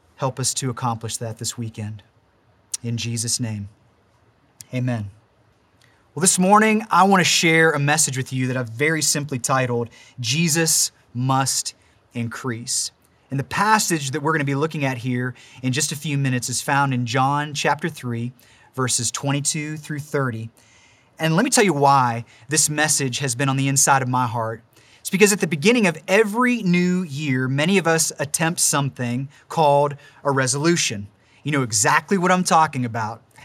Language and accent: English; Warren, Ohio, United States; moved away as an adult; also born or lived in Pittsburgh, Pennsylvania; now in Mars, Pennsylvania, United States; we're actually originally from Warren, Ohio